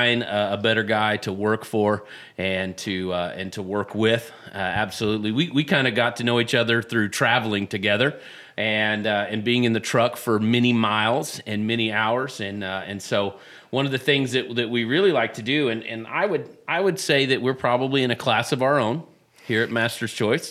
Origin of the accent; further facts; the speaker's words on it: Texas, United States; now in Illinois, United States; I'm from Texas